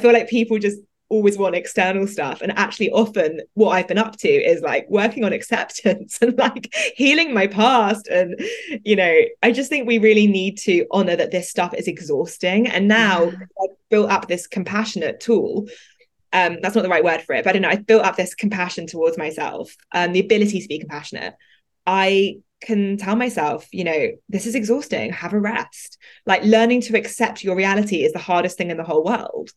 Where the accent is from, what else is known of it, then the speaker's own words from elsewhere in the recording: London, United Kingdom; I grew up in London in a particular, not very like Indian part of London